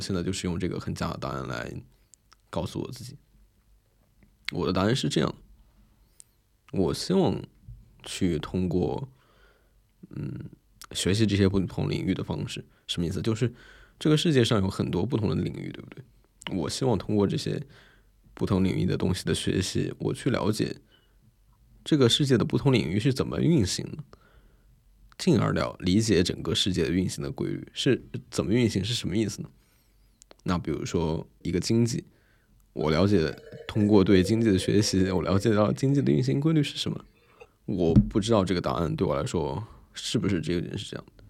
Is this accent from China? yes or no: yes; China; 作为一个中国人